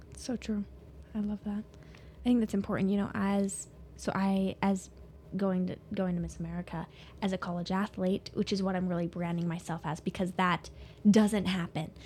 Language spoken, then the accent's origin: English; Soda Springs, Idaho, United States; also born or lived in Pocatello, Idaho; born and raised in Soda Springs